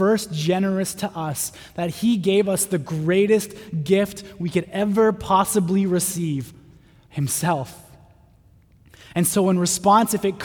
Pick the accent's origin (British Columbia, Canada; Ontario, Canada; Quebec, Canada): British Columbia, Canada; North Vancouver; I grew up in North